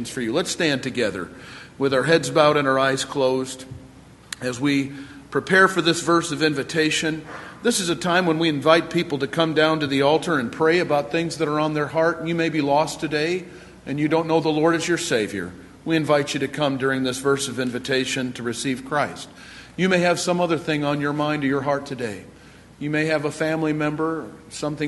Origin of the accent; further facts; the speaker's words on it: Eastpointe, Michigan, United States; I was born and raised in Michigan, in East Detroit.